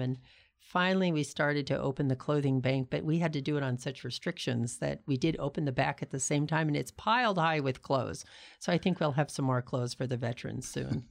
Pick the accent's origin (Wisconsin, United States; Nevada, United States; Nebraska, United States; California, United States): California, United States; Pasadena; now in Tucson, United States; I grew up in Pasadena, California.